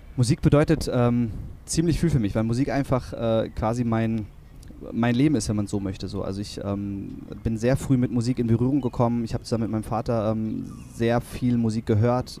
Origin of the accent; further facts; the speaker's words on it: Kiel, Schleswig-Holstein, Germany; also born or lived in Kronshagen; Ich bin in Kiel aufgewachsen, ich bin äh, in Grundshagen, ähm, äh, wirklich äh, mein Lebensmittelpunkt